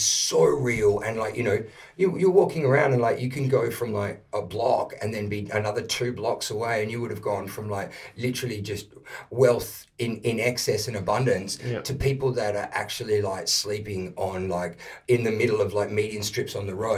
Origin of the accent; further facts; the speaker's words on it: Perth, Western Australia, Australia; now in Melbourne, Australia; I grew up in Perth when I made the move from Perth to Melbourne